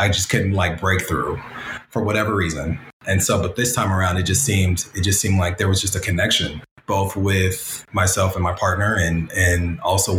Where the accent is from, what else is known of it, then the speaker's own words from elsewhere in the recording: Pasadena, California, United States; coming from Pasadena and being around Pasadena, you know, we love the city. We love to say that we're from Pasadena